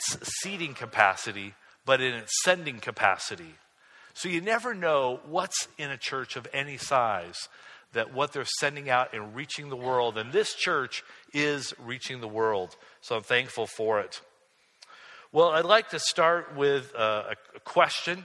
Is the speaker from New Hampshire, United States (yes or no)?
no; Michigan, United States; from my hometown